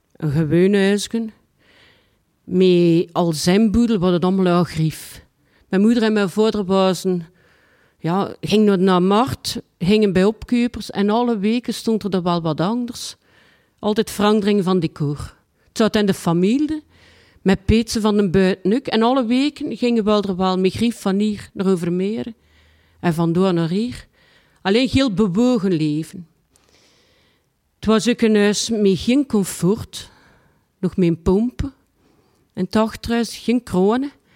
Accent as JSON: {"language": "Dutch", "town": "Ghent", "region": "Flanders", "country": "Belgium", "tie": "born or raised there", "also_born_or_lived": "Lier", "said": "Ik ben geboren in de Briel, in Gent. En mijn moeder en mijn vader die woonden op een Endelhemse Steenweg"}